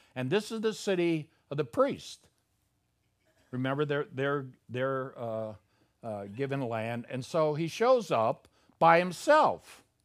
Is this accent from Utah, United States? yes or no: no; Chicago, Illinois, United States; moved away; I'm from Chicago